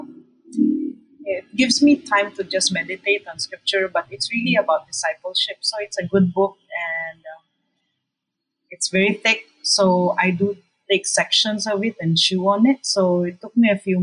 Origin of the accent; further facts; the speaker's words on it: Davao City, Mindanao, Philippines; now in Manila, Philippines; I'm from Davao City. I'm actually not from Manila, the capital